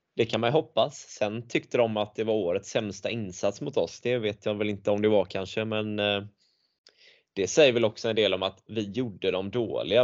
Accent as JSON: {"language": "Swedish", "town": "Tvååker", "region": "Halland County", "country": "Sweden", "said": "jag är från Tvååker"}